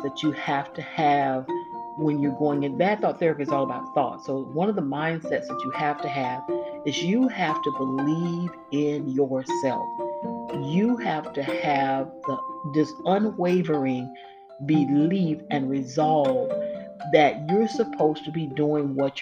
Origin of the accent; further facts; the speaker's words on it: Florida, United States; I'm from Florida